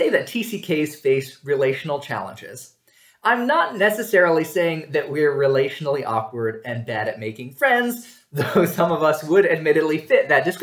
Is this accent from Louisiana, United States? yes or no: no; New York, United States; born there; I told them I was from New York State which was sufficiently true since I'd been born there and spent the summer before college there.